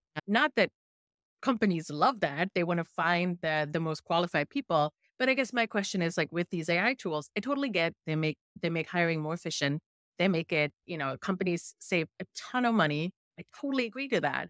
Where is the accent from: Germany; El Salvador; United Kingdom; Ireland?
Germany; accent: thick German; first language German; English is a second language; my thick German accent sometimes when I speak English.